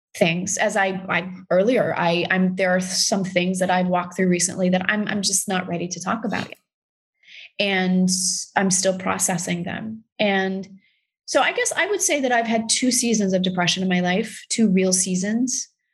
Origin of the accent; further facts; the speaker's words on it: Texas, United States; i'm from texas it is a very specific, it's hard R's